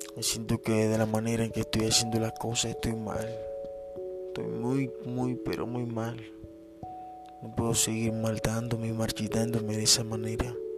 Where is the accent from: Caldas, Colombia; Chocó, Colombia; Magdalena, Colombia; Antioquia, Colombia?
Magdalena, Colombia; Ciénaga; moved away; Yo soy costeño, soy de Ciénaga Magdalena, soy de un pueblito llamado Ciénaga Magdalena